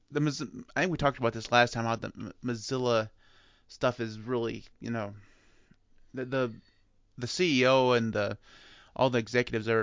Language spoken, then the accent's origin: English; United States; I'm American